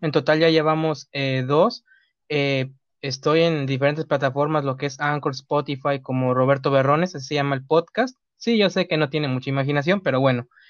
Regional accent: Mexico; uno como mexicanos

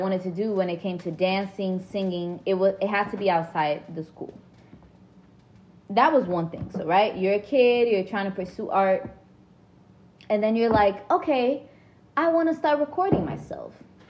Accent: Brazil; now in United States; I was born in Brazil and raised in Brazil

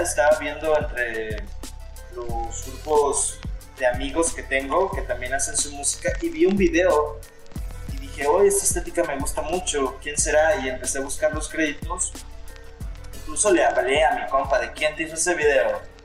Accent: Los Cabos, Baja California Sur, Mexico; Soy de los Cabos, Baja California Sur.

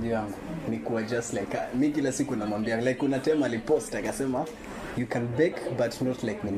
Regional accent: Likoni, Mombasa County, Kenya; Nimetoka maeneo ya Likoni.

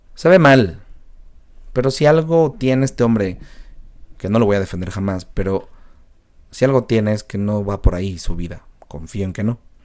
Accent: Mexico; como mexicanos

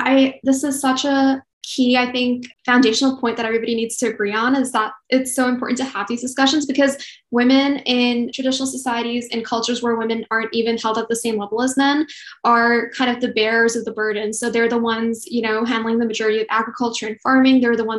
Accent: India; moved away; I'm originally from India.

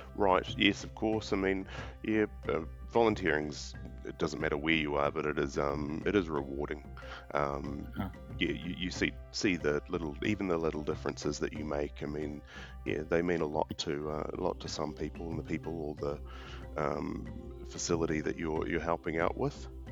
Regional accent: New Zealand; moved away as an adult; also born or lived in Australia / Cambodia / Vietnam; now in Pretoria, South Africa; originally I'm actually from New Zealand

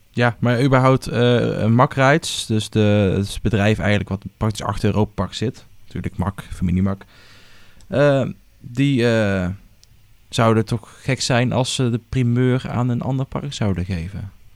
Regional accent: Netherlands; Wij als Hollanders

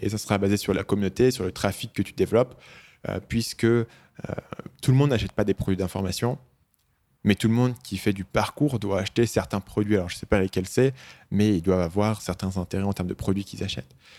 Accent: France; moved away as an adult; also born or lived in Asia; je suis parti très tôt de France, quand j'avais 22 ans

